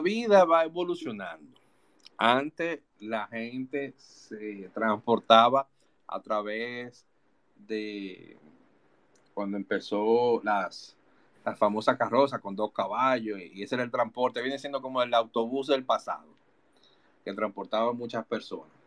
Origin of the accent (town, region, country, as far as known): Dominican Republic